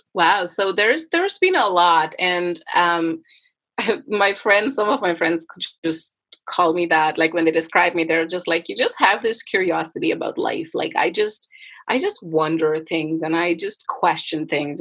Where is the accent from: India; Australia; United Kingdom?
India; moved away as an adult; now in Canada; I grew up in India and I moved to Canada in 2011, end of 2011